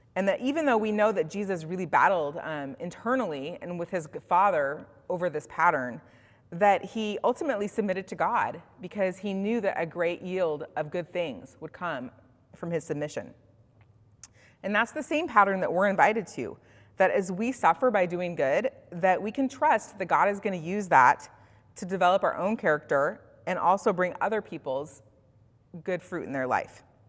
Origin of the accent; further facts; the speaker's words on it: Bend, Oregon, United States; moved away; I was raised in Central Oregon, in Bend specifically.